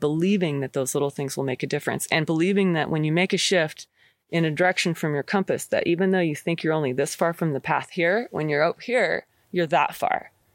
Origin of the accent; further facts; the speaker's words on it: McKenzie River, Oregon, United States; I grew up on the Mackenzie River